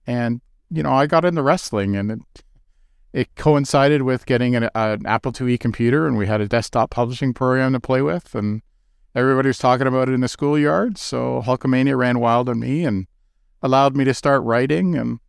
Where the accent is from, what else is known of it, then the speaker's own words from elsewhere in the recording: Kitchener, Ontario, Canada; now in Toronto, Canada; I live in Toronto in the West End, though I grew up in Kitchener.